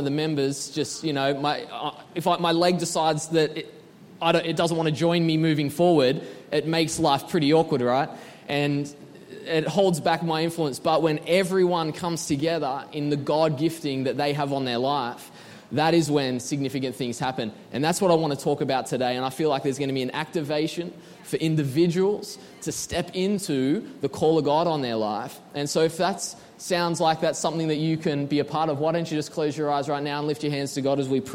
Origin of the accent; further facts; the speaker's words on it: Sydney, New South Wales, Australia; moved away; We are from Sydney, Australia